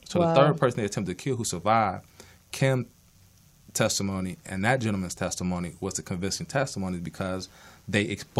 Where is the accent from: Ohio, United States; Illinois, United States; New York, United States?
Illinois, United States; Chicago; moved away as an adult; now in Los Angeles, United States; So I'm from the South Side of Chicago. Been in L.A. For the past 13 years now